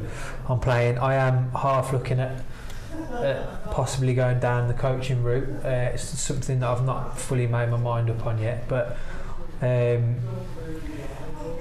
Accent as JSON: {"language": "English", "town": "Wolverhampton", "region": "West Midlands", "country": "United Kingdom", "tie": "born or raised there", "said": "we started at Wolves, my hometown team, 14, 15"}